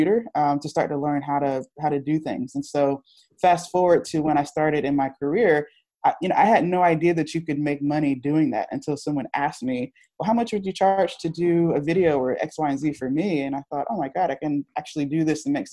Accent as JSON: {"language": "English", "region": "Virginia", "country": "United States", "moved": "as an adult", "lives_now": "Philadelphia, United States", "said": "I'm from Virginia and I started, that's where I started the company"}